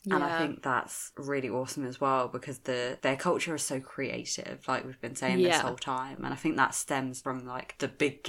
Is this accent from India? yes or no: yes; India; I'm Indian. Like, we fucking all about our food.